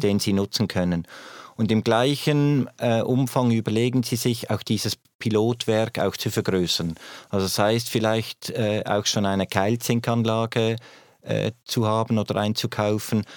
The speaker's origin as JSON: {"language": "German", "country": "Switzerland", "said": "als Schweizer"}